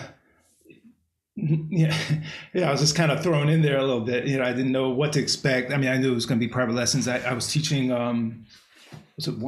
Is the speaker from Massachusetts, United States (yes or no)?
yes; Cambridge, Massachusetts, United States; moved away; I grew up in Cambridge